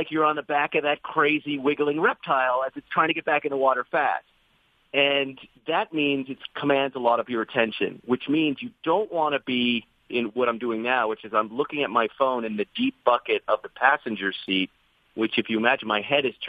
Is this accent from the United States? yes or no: no; United Kingdom; we're British. We drive on the other side of the road, so everything works in the other way.